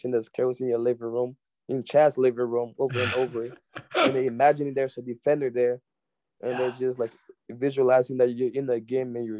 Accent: Liberia; moved away; growing up in Liberia, I would go play with my dad and his friends

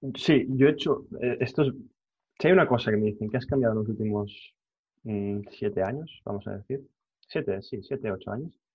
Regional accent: Catalonia, Spain; Como buen catalán que soy

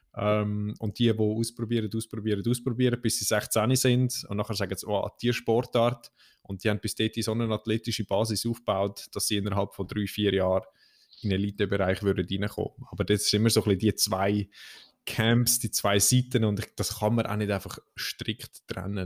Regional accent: Central Switzerland, Switzerland; bei uns in der Zentralschweiz

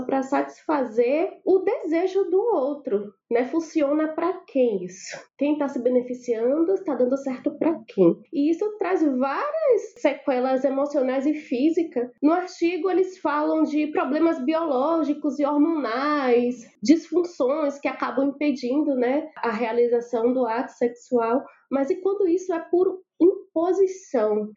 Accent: Salvador, Bahia, Brazil; Eu sou baiana de Salvador, minha família fala alto por natureza

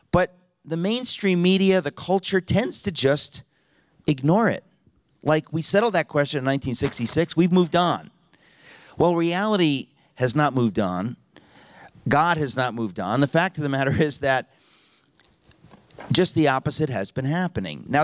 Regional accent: New York, United States; I'm from New York, uh, and we're two hours later, so it's really new, almost noon in New York City.

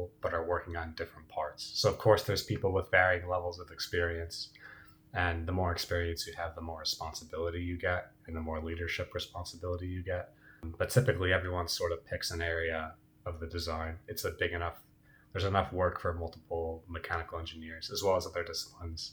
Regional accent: New Jersey, United States; also born or lived in Pittsburgh; born and raised in New Jersey, like Emma

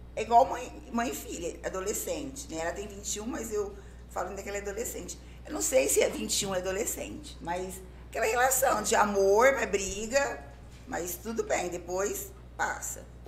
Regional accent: Pontal, São Paulo, Brazil; moved away as an adult; now in Sertãozinho, Brazil; eu sou pontalense, nasci em Pontal. Vivi minha vida praticamente inteira em Pontal. Fazem seis anos que eu moro aqui em Sertãozinho

